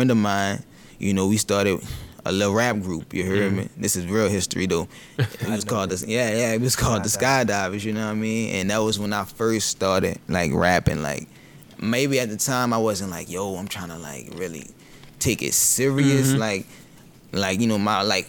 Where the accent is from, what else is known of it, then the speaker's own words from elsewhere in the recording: New Orleans, Louisiana, United States; also born or lived in Lacombe, Louisiana / Slidell, Louisiana; I am from New Orleans, Louisiana